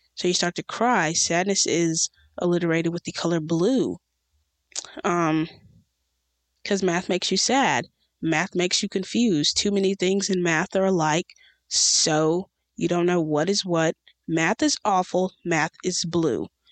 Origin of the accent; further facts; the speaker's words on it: United States; in America, in my hometown